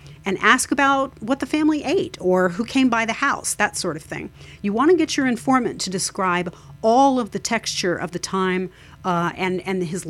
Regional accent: United States; I am an Irish American

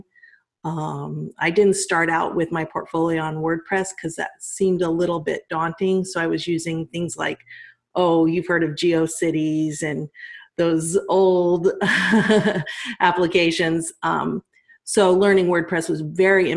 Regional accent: Colorado, United States; moved away; I'm from Colorado

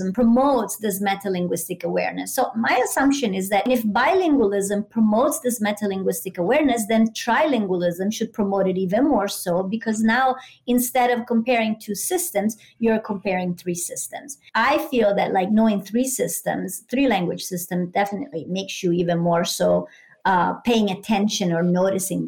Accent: San Marino; first language Italian; English is a second language; moved away as an adult; now in United States; I grew up monolingual and in a small town. Actually, I'm from San Marino, so even a really like small country.

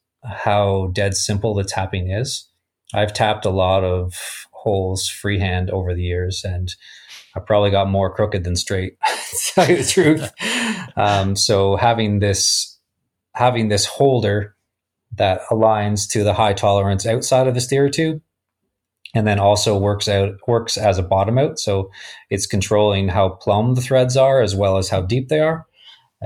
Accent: Canada; I'm from Canada

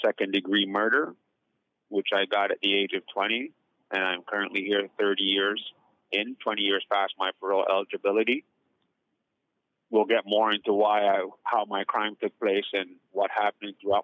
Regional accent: Toronto, Ontario, Canada; also born or lived in Jamaica; I grew up basically in the Jane Foot corridor of Toronto, Canada

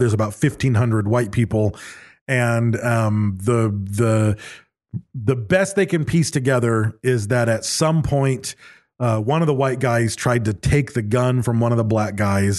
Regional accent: Michigan, United States; I grew up in Michigan

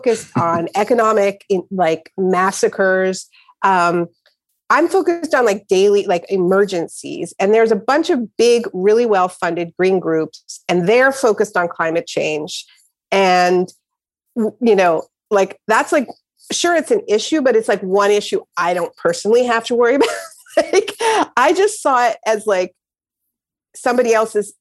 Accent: Canada; I was born in Canada.

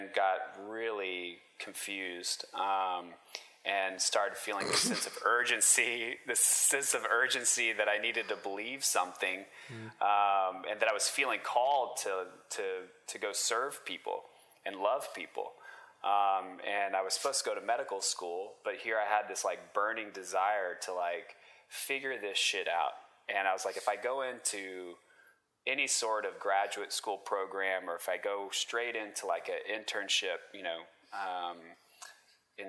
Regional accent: Texas, United States; also born or lived in Kansas; grew up in Texas, went to the University of Kansas

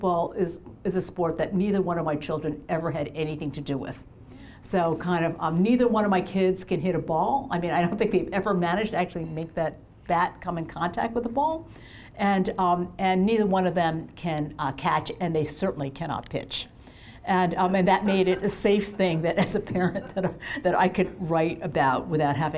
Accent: Massachusetts, United States; in my hometown of my home state of Massachusetts

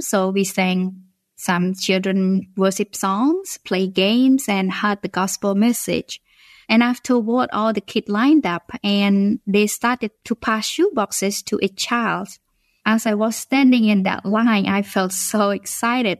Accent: Phnom Penh, Cambodia; English is a second language; moved away; I was born originally from Cambodia and I live in the capital city of the country

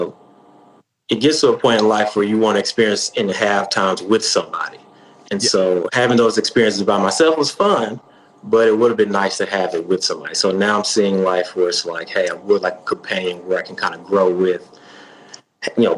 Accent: Arlington, Tennessee, United States; now in Nashville, United States; I'm from Memphis, but specifically Arlington, Tennessee

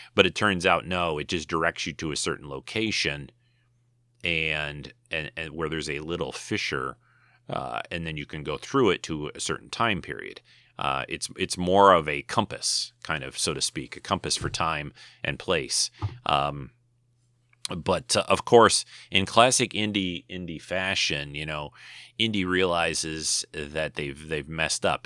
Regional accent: United States; Being maybe an American

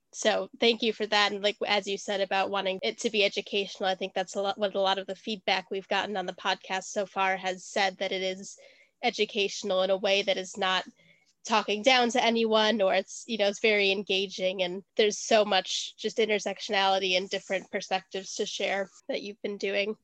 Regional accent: Wisconsin, United States; now in London, United Kingdom; I was born in Wisconsin, and now I live in London.

